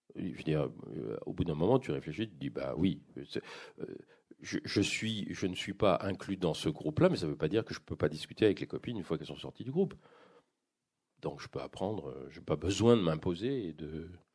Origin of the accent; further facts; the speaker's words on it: France; moved away as an adult; now in Quebec, Canada; je vis au Québec, c'est-à-dire que j'ai un il y a vraiment un, contraste pour moi entre ce que je vis même intellectuellement au Québec et, et ce dans quoi j'ai vécu pendant 55 ans en France.